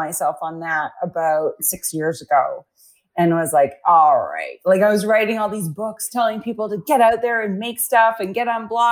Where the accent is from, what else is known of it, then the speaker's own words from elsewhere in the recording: Canada; I'm Canadian